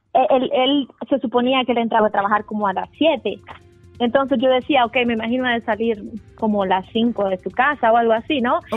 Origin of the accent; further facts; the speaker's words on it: El Salvador; yo soy, yo soy del Salvador